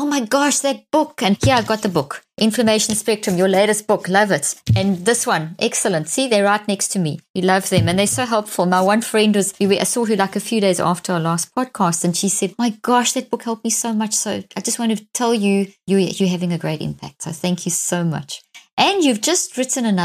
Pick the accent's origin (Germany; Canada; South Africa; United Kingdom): South Africa; growing up in South Africa in a very racist apartheid system